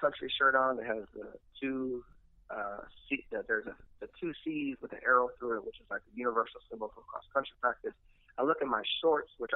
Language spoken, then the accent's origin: English; Milwaukee, Wisconsin, United States; now in New Orleans, United States; I grew up in Milwaukee